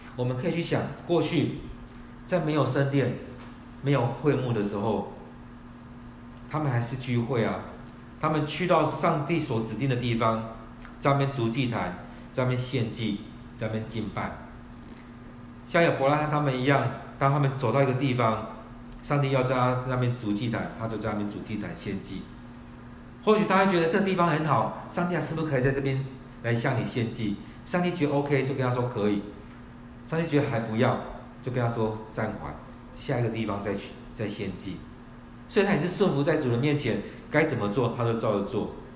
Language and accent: Chinese; Kaohsiung, Taiwan; moved away; 我们是高雄的人，我们回到高雄去